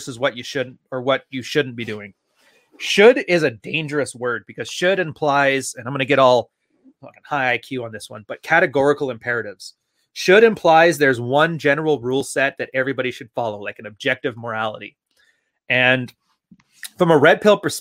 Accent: Edmonton, Alberta, Canada; moved away; I'm a prairie boy. I was from Edmonton, Alberta. I ain't never going back

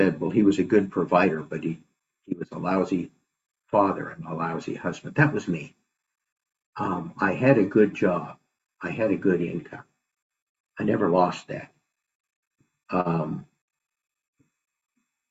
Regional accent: Idaho, United States; moved away; also born or lived in San Francisco; I grew up in Idaho, that's where my parents still lived

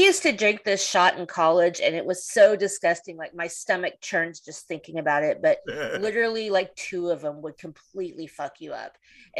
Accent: Oklahoma, United States; moved away as an adult; now in Texas, United States; We're from Oklahoma

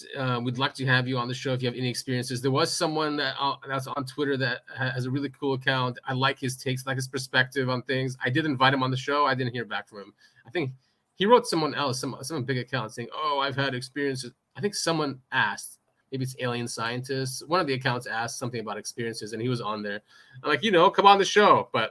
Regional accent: United States; No, we won't. We're too American.

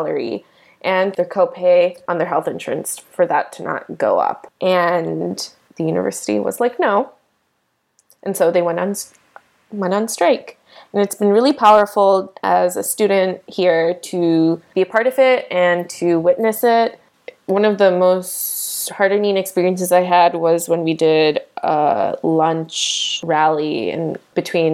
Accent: Midwest, United States; moved away; we are both from the Midwest

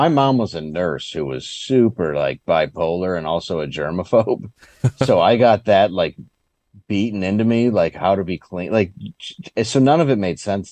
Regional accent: Michigan, United States; I grew up in Michigan

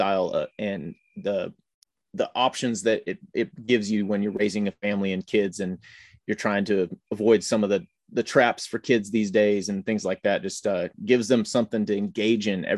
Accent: Northern California, United States; also born or lived in Northern Illinois; I'm from Northern California, from Northern Illinois, kind of moved around as a kid a little bit, and grew up in Northern California in a farm town

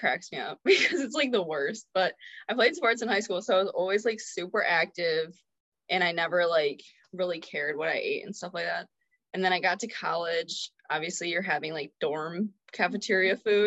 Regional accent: Rochester, Michigan, United States; I am from Rochester, Michigan.

